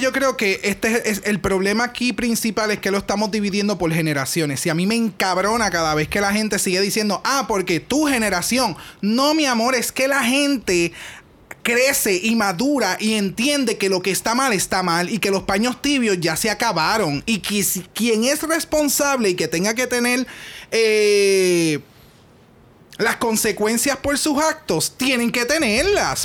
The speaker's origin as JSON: {"language": "Spanish", "country": "Puerto Rico", "said": "nosotros somos boricua"}